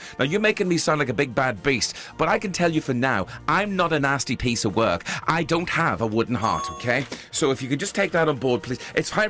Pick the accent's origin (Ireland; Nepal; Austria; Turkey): Ireland; now in Liverpool, United Kingdom; I'm from Ireland originally, but now residing in Liverpool.